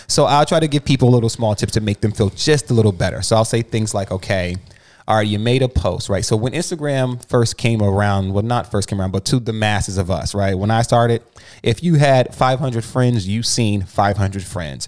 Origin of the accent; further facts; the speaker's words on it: New Jersey, United States; moved away; So I'm from Jersey. When I was in Jersey, I was getting it.